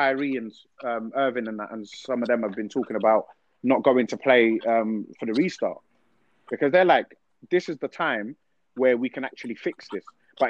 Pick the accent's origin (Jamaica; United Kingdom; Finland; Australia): United Kingdom; Peckham, London; Like I'm from Peckham. Like you don't know.